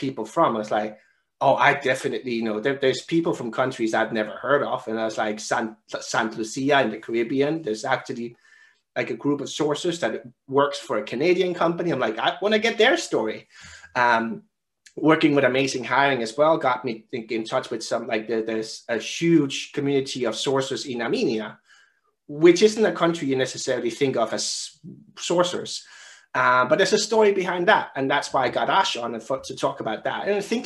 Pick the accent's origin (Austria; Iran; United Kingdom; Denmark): Denmark; I found another Danish guy who studied at the same university as me from my hometown